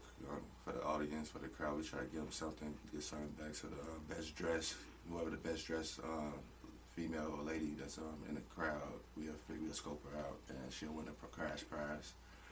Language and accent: English; Chicago, Illinois, United States; now in Winona, United States; I'm from Chicago